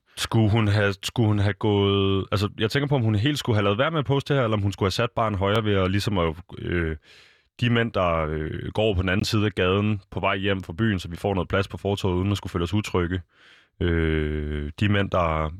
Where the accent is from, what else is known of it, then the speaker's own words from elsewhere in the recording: Denmark; som danskere